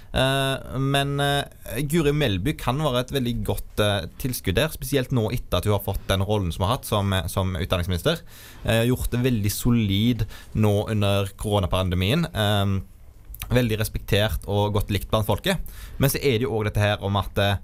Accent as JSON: {"language": "Norwegian", "town": "Vindafjord", "region": "Rogaland", "country": "Norway", "said": "Og så kommer jeg fra Vindafjord, en sterk landbrukskommune utenfor Haugesund"}